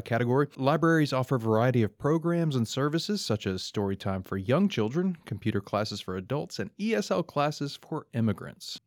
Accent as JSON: {"language": "English", "town": "Columbus", "region": "Mississippi", "country": "United States", "tie": "born or raised there", "said": "I have fond memories growing up in Columbus, Mississippi"}